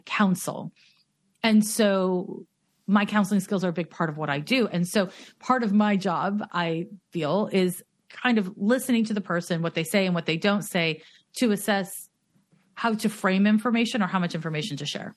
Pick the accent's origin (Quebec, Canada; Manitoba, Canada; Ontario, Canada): Quebec, Canada; Montreal; now in Oakland, United States; I'm from Montreal